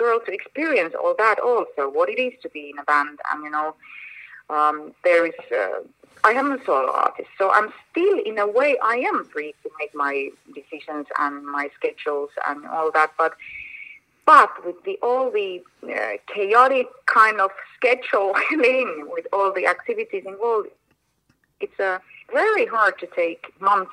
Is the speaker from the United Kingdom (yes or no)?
no; Finland; moved away; also born or lived in Argentina; my home country, Finland